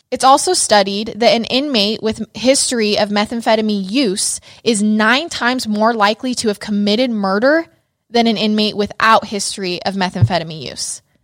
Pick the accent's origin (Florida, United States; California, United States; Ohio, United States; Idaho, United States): Idaho, United States; Idaho Falls; moved away; growing up in Idaho